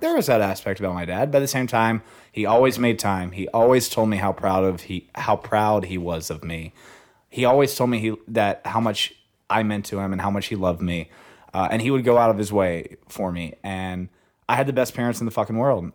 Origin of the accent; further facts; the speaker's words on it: Hope, Arkansas, United States; moved away as an adult; now in Los Angeles, United States; I'm from a small town called Hope